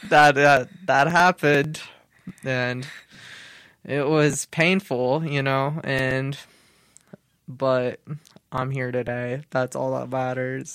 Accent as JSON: {"language": "English", "town": "Hutchinson", "region": "Kansas", "country": "United States", "said": "I am from Hutchinson, Kansas, uh, uh, for most of my life at least"}